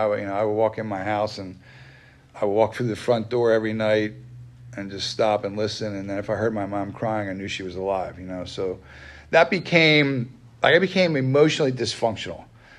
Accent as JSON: {"language": "English", "town": "Wernersville", "region": "Pennsylvania", "country": "United States", "tie": "born or raised there", "said": "You know, I grew up in Wernersville, right up the road here. That's where I grew up."}